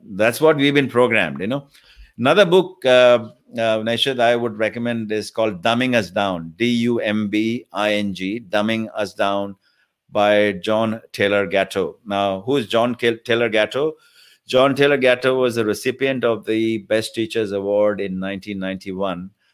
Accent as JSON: {"language": "English", "country": "India", "moved": "as an adult", "lives_now": "Australia", "said": "I came from India about thirty years ago"}